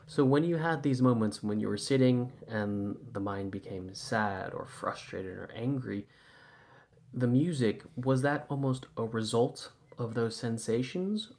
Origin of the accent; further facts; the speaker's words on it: Santa Monica, California, United States; now in London, United Kingdom; I'm originally from Santa Monica, so I, you know, I grew up in Santa Monica in the late eighties and nineties.